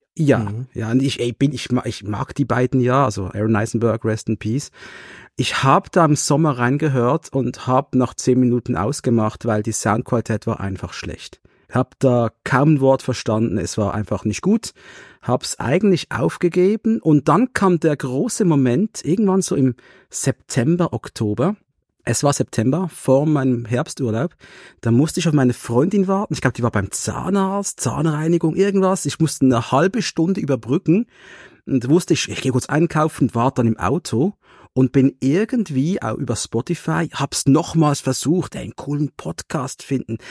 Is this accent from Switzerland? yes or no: yes; Switzerland; es war wirklich für wir Schweizer, wir haben eine sprachliche Störung